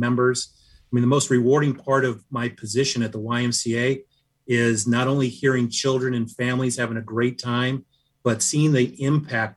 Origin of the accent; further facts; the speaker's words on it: Seattle, Washington, United States; I grew up in Seattle